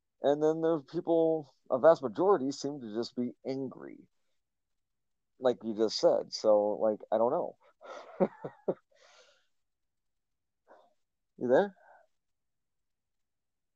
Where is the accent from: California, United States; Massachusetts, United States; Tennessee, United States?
Tennessee, United States; I grew up in the South in Tennessee